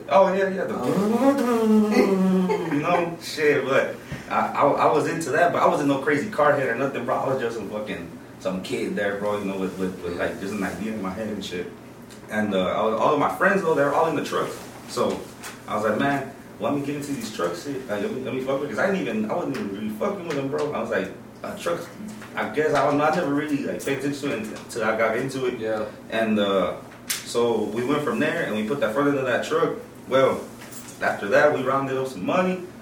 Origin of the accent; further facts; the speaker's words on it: Houston, Texas, United States; also born or lived in Chicago, Illinois; I've been raised in the H, bro. I've been in the H all my life